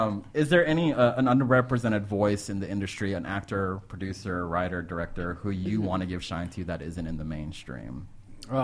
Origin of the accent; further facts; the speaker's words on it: Texas, United States; We're both from Texas.